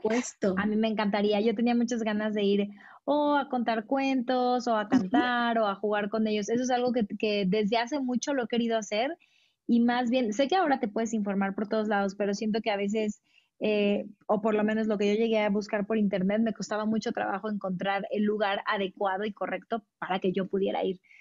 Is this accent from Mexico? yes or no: yes; Mexico; yo soy orgullosamente mexicana